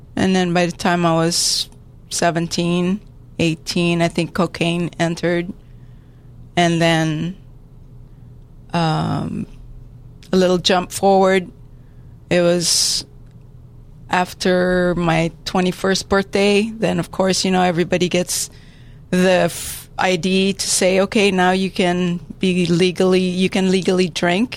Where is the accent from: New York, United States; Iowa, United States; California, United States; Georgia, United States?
California, United States; San Diego; I grew up here in San Diego, went to San Diego High School